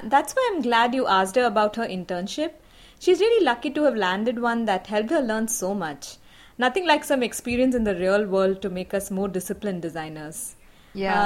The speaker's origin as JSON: {"language": "English", "country": "India", "said": "as Indian designers."}